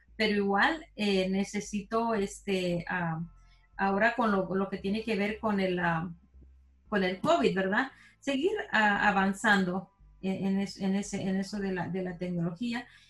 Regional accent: El Salvador; now in Houston, United States; yo soy salvadoreña.

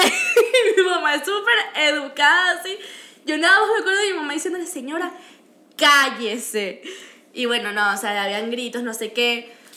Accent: Venezuela; now in Canada; nosotros somos venezolanas, pero yo soy mitad peruana

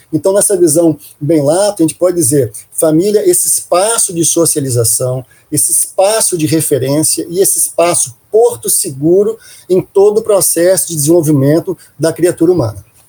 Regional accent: Minas Gerais, Brazil; eu sou de origem de Minas Gerais, eu sou mineiro

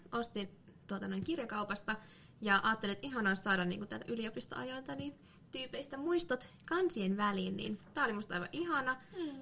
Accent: Lapua, South Ostrobothnia, Finland; moved away; kun olin vielä tuolla kotipuolessa, Lapualla

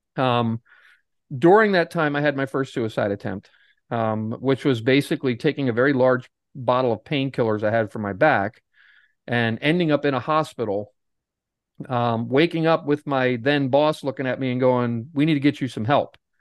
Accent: Pennsylvania, United States; I'm from Pennsylvania. I'm not too far from Atlantic City

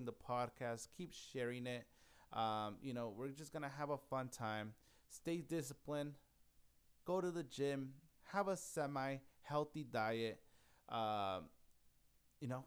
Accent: Yuma, Arizona, United States; moved away as an adult; now in Phoenix, United States; Yuma, which is my hometown

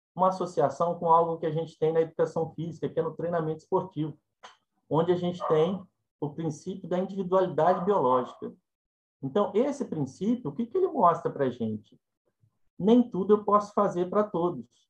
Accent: Minas Gerais, Brazil; eu sou mineiro e falo ai, né? E enquanto mineiro falo ai

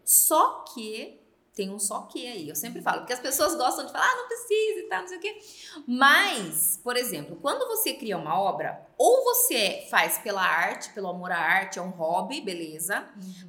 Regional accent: Sorocaba, São Paulo, Brazil; eu sou aqui de Sorocaba

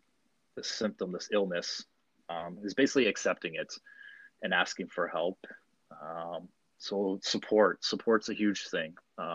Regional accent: London, Ontario, Canada; now in Ottawa, Canada; I was born and raised in London, joined the army, and through the army, I became a combat engineer

